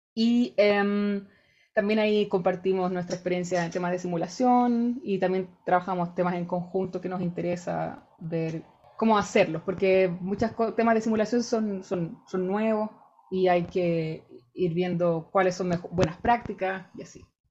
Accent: Rancagua, O'Higgins, Chile; moved away as an adult; also born or lived in Valparaíso, Chile; now in Germany; yo soy de regiones, yo soy de Rancagua, estudié en Valparaíso

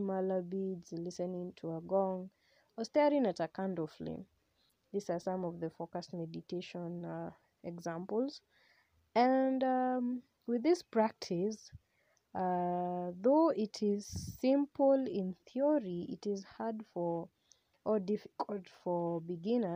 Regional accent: Kenya; I use Swahili because I am a Kenyan and I'm a very proud Kenyan.

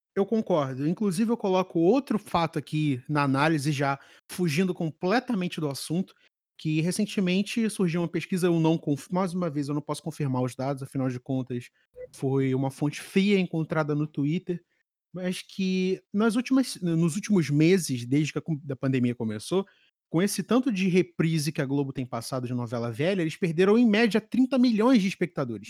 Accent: Rio de Janeiro, Brazil; eu, enquanto carioca profissional

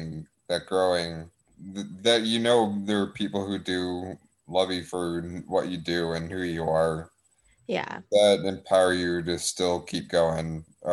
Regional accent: Texas, United States; but I'm from Texas, of course, North Texas.

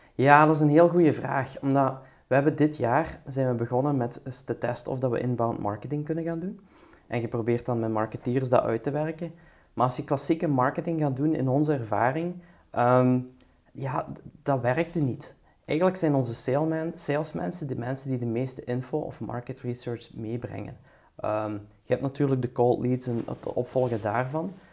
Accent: Belgium; also born or lived in United States; zijn wij als Belgen

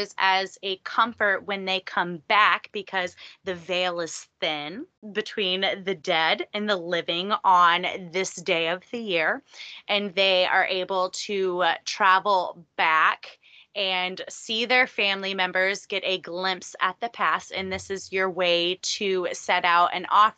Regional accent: Texas, United States; I grew up here in Texas

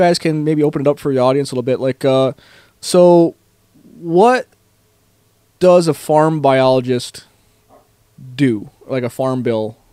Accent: Northeast, United States; moved away; I grew up in the Northeast

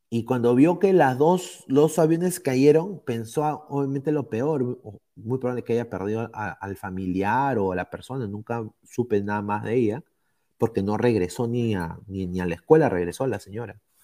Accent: Peru; now in United States

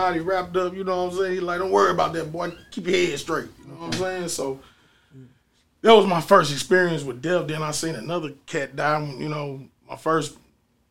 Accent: St. Louis, Missouri, United States; also born or lived in Atlanta; I grew up on Sherry and Goodfellow

